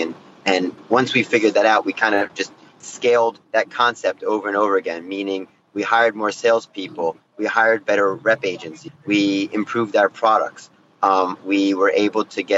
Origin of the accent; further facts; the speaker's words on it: New Jersey, United States; moved away as an adult; also born or lived in New York City / Shanghai; So I'm from New Jersey originally.